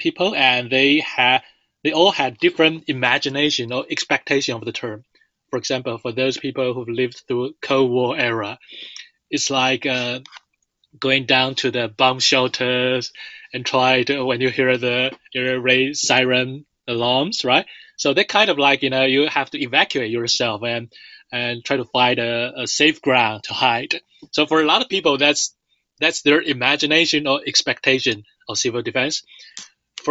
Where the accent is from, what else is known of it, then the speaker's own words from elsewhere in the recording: Nantou County, Taiwan; my hometown was in Nantou